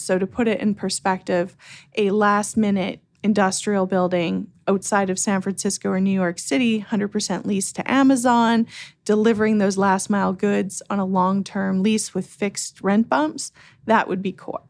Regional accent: Canada; moved away as an adult; also born or lived in Vancouver, Canada; now in United States; I'm originally Canadian

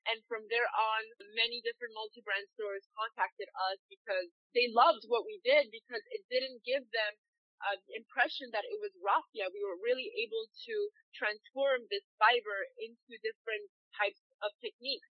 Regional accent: Madagascar; I grew up in Madagascar, but my back, I'm multicultural

